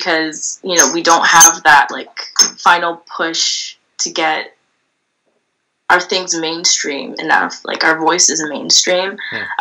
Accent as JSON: {"language": "English", "town": "Toronto", "region": "Ontario", "country": "Canada", "moved": "as an adult", "lives_now": "Paris, France", "said": "I'm from Toronto."}